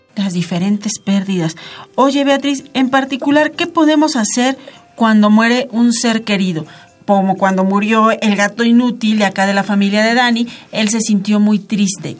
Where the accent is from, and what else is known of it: Mexico